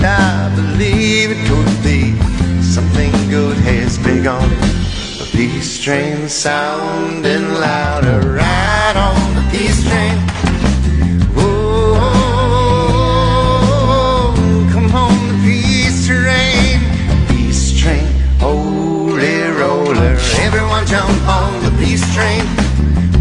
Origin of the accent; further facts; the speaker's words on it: Long Island, New York, United States; You know, I'm from New York. I'm from Long Island